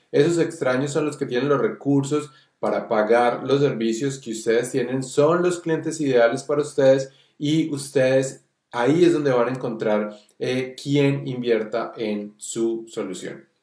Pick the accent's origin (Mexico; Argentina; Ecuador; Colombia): Colombia; nosotros que somos colombianos